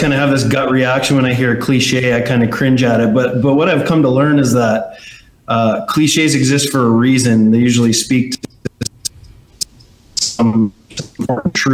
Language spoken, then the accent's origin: English; Canada; I'm Canadian